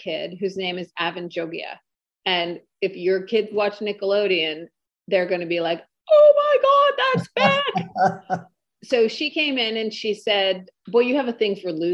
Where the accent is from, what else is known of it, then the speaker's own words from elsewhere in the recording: the North, Northern Canada, Canada; I grew up in the North, and the North is pretty tough, close to Alaska.